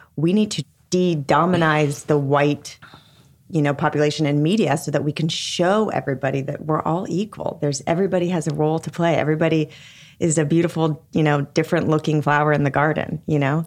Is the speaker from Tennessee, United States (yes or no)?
no; Long Beach, California, United States; I grew up in Long Beach, went to public schools